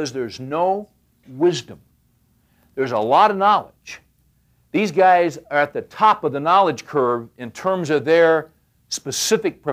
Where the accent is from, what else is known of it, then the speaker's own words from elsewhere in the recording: West Coast, United States; I grew up on the West Coast.